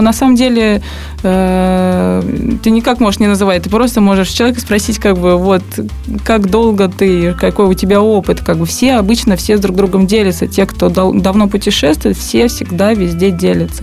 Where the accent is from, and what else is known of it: Russia; also born or lived in Saint Petersburg